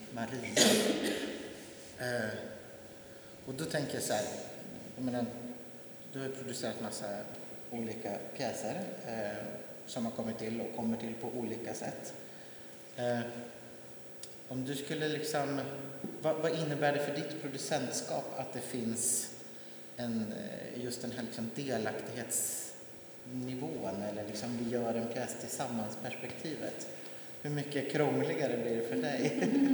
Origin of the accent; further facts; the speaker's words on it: Jämtland, Sweden; hemma i Jämtland, trakterna där jag bor, kommer ifrån